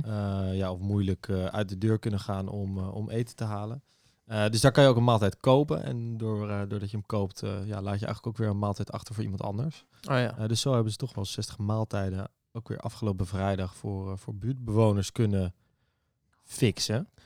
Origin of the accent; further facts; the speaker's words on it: Amsterdam, North Holland, Netherlands; Ik ben geboren en getogen in Amsterdam, 25 jaar.